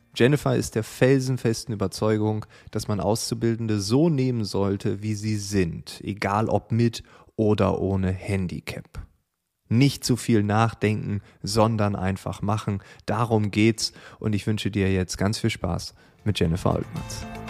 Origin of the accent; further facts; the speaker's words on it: East Frisia, Lower Saxony, Germany; now in Berlin, Germany; ich komme ja selbst aus Ostfriesland